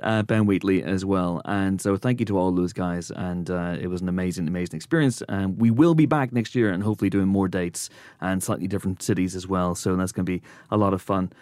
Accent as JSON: {"language": "English", "region": "Northern Ireland", "country": "United Kingdom", "tie": "born or raised there", "moved": "yes", "said": "Growing up in Northern Ireland"}